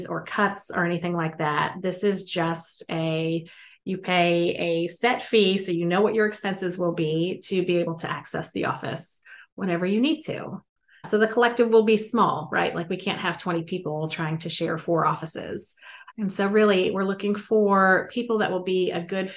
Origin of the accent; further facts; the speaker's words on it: the South, United States; now in Houston, United States; I know from the accent that I have, you would not expect it. But like I said, I did grow up in the South mostly. So that's why my voice sounds like this.